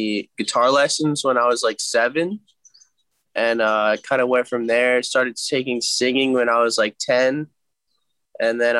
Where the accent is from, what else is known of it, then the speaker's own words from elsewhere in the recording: West Chester, Pennsylvania, United States; moved away as an adult; also born or lived in Delaware; now in Los Angeles, United States; I'm originally from Westchester, Pennsylvania